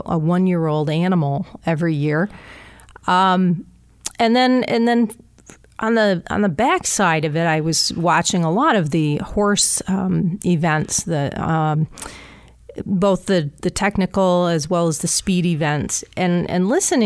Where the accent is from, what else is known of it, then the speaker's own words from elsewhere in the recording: Eaton County, Michigan, United States; I grew up in Eaton County